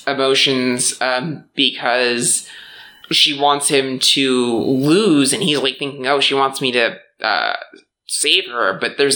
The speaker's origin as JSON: {"language": "English", "region": "Midwest", "country": "United States", "tie": "born or raised there", "said": "growing up in the Midwest"}